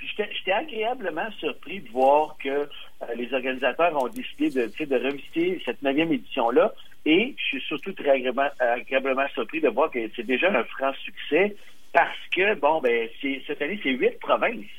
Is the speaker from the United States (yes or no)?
no; Montreal, Quebec, Canada; je viens de Montréal